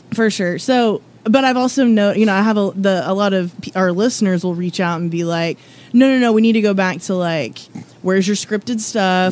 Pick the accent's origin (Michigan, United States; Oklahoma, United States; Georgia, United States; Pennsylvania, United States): Oklahoma, United States; also born or lived in Texas; now in Lexington, United States; My brother and I were born in Texas and raised in Oklahoma